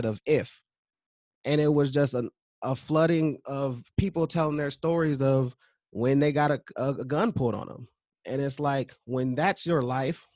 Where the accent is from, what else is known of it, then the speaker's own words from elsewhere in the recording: California, United States; now in Minnesota, United States; I was raised in California